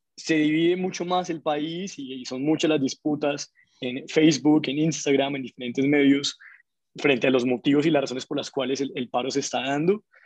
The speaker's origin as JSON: {"language": "Spanish", "country": "Colombia", "said": "como colombianos"}